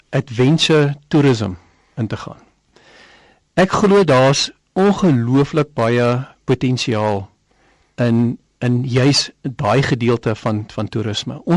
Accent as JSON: {"language": "Afrikaans", "country": "South Africa"}